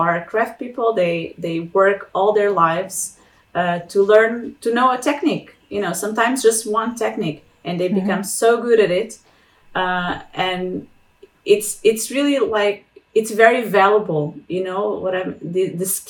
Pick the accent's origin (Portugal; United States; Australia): Portugal; moved away as an adult; also born or lived in Lisbon / Treviso, Italy; I'm from Portugal